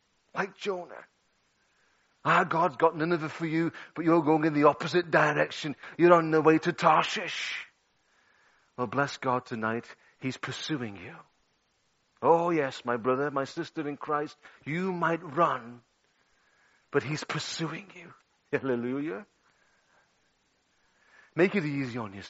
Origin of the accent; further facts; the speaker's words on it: Liverpool, North West England, United Kingdom; 13 years of age in my hometown of Liverpool.